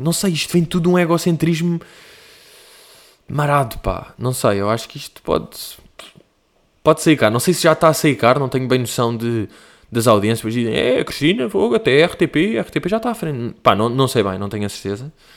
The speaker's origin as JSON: {"language": "Portuguese", "country": "Portugal", "said": "I'm from Portugal"}